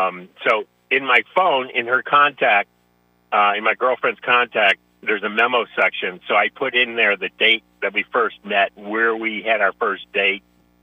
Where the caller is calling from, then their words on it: St. Pete Beach, Florida, United States; St. Pete Beach.